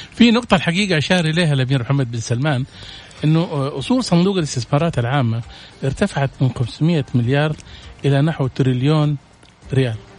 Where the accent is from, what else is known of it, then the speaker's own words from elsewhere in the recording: Saudi Arabia; احنا عندنا في السعوديه